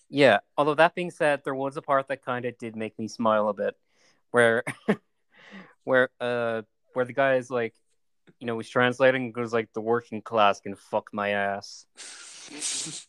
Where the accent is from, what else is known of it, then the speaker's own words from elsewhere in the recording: Ireland; I am Irish, so I like watching movies about my country